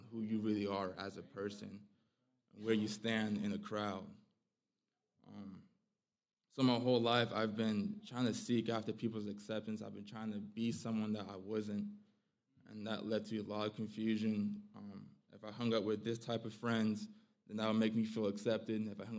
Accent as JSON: {"language": "English", "town": "Phoenix", "region": "Arizona", "country": "United States", "lives_now": "Polk County, United States", "said": "I'm 22 years old. I'm originally from Phoenix, Arizona. But my family and I, we moved over to a small town, Polk County, North Carolina."}